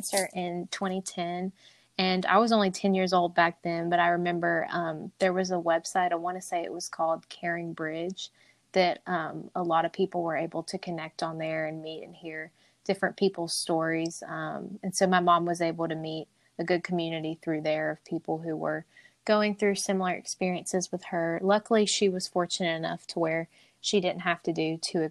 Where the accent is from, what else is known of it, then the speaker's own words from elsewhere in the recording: Helena, Alabama, United States; I'm from Helena, Alabama, so about 30 minutes south from there